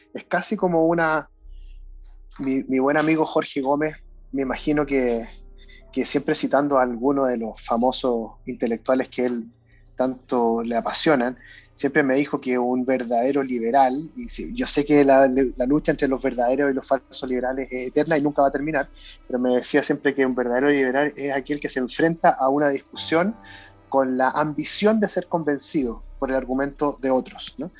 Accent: Chile; en Chile, por lo menos en mi época en el colegio

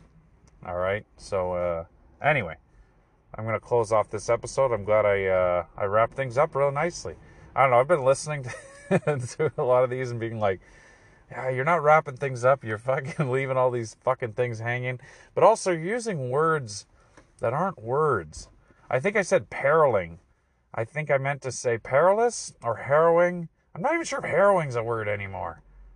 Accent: Canada; I'm Canadian

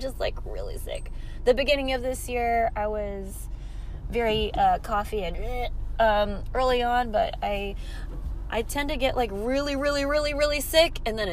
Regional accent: Philippines; I'm Filipino

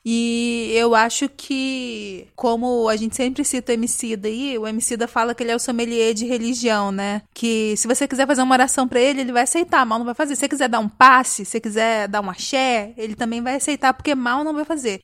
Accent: Brazil; A gente vive num país de terceiro mundo, a gente é latino

